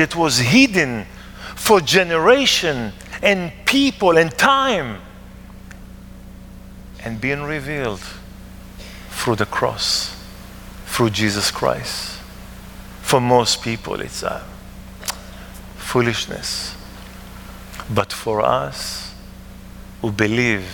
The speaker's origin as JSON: {"language": "English", "town": "Ma'alot-Tarshiha", "region": "Northern District", "country": "Israel", "tie": "born or raised there", "also_born_or_lived": "South Africa", "second_language": "English", "moved": "as an adult", "said": "I'm from Maalot in the Galilee."}